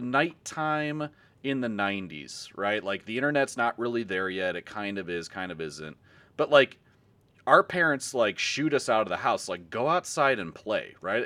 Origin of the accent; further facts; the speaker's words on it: Carol Stream, Illinois, United States; I grew up in Carroll Stream-ish area.